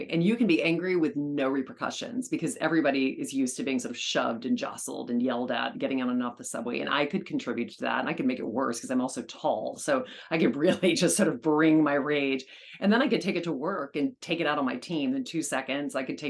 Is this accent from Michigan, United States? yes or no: no; New York, United States; which as a New Yorker, you know, you should never